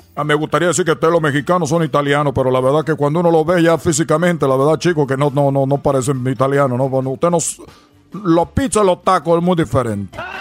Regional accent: Cuba; accent: Cuban; now in United States; nosotros tenemos nuestro acento cubano

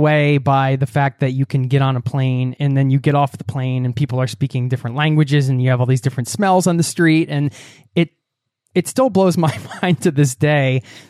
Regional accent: Philadelphia, Pennsylvania, United States; I grew up outside of Philadelphia in the suburbs

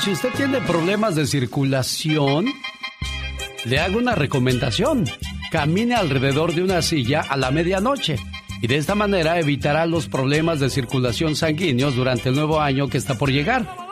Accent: Coahuila, Mexico; moved away; Salí de Coahuila, pero Coahuila nunca salió de mí

